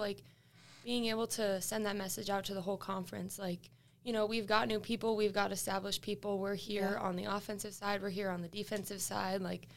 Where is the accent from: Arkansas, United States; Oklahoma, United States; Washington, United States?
Washington, United States; Seattle; moved away as an adult; now in Boise, United States; I'm from Seattle